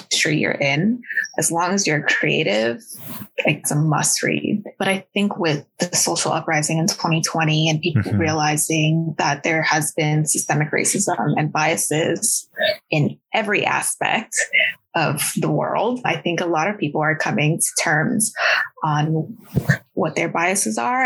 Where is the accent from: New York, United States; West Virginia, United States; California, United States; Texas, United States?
California, United States; Bay Area; English is a second language; also born or lived in Huntsville, Alabama; when I was about 5 years old, we settled in Bay Area, California. And as an Asian American, I can say I was very lucky to have been raised there